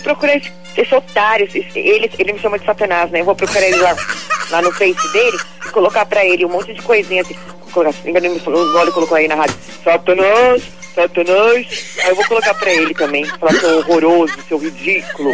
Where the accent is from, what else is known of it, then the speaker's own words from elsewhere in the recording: Varginha, Minas Gerais, Brazil; Eu sou de Varginha, Minas Gerais.